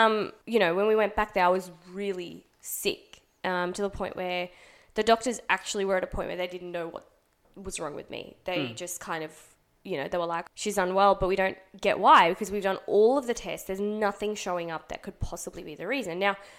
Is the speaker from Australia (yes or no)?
yes; Australia; also born or lived in Pakistan; So I was born here